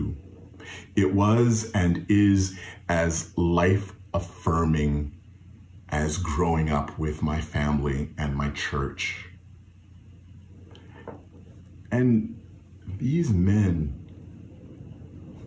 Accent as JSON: {"language": "English", "town": "Fayetteville", "region": "North Carolina", "country": "United States", "tie": "born or raised there", "said": "growing up in Fayetteville, North Carolina, at New Bethel AME Zion Church"}